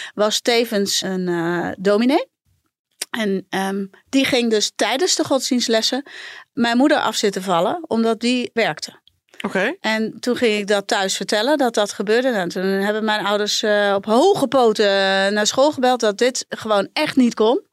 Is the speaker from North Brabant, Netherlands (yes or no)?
yes; a village in Brabant, North Brabant, Netherlands; ik ben in Brabantsdorp opgegroeid